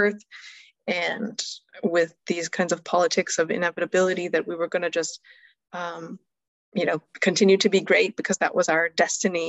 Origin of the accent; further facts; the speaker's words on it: United States; I grew up in the US